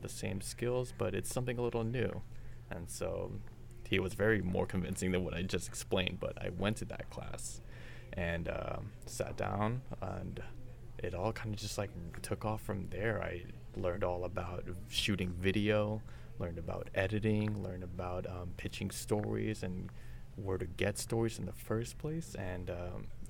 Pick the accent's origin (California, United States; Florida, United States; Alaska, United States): California, United States; Santa Clarita; I went to a wonderful community college program when I was in my hometown, and I went there for 3 years